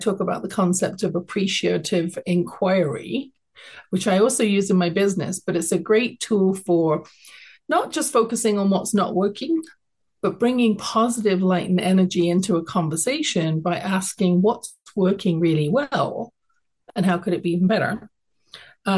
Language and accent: English; London, United Kingdom; now in Calgary, Canada; I was born in London, England. I grew up there.